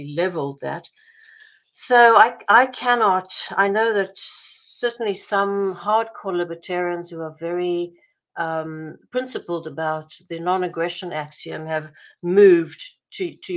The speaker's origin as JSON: {"language": "English", "country": "Israel", "tie": "born or raised there", "also_born_or_lived": "South Africa", "moved": "yes", "lives_now": "United States", "said": "When I was growing up in Israel"}